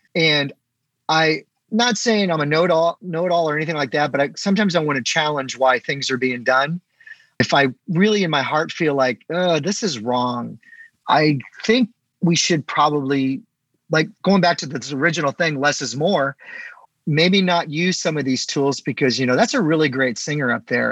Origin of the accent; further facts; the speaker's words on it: St. Louis, Missouri, United States; I'm kind of back in my hometown area, so St. Louis